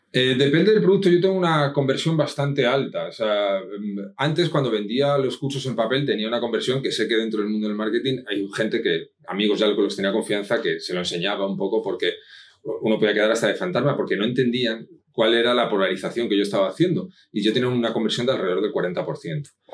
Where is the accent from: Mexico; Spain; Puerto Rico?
Spain; Madrid, Community of Madrid; also born or lived in Asturias; now in Benalmádena, Spain; nací en Madrid